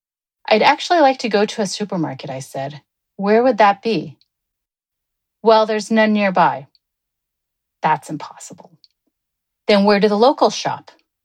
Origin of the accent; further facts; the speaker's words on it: Tokyo, Japan; now in San Francisco, United States; I had left San Francisco 3 days earlier to ski in the northernmost island of Hokkaido because I grew up in Tokyo and we had also lived there together in the mid-2000s.